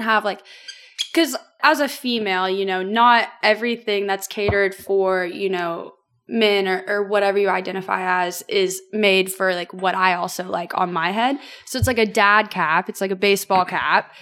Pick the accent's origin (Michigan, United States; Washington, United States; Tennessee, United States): Tennessee, United States; Franklin; born and raised in Franklin, Tennessee